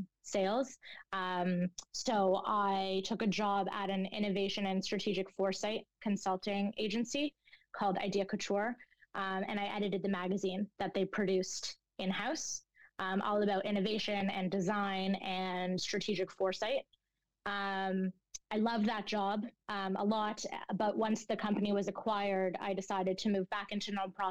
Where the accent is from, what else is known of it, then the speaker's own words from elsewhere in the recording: Toronto, Ontario, Canada; also born or lived in Montreal; I grew up in the Jewish school system in Toronto